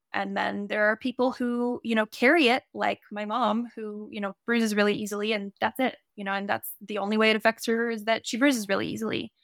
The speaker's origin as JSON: {"language": "English", "town": "Santa Cruz", "region": "California", "country": "United States", "also_born_or_lived": "Montana", "lives_now": "Ojai, United States", "said": "I'm originally from Santa Cruz, California"}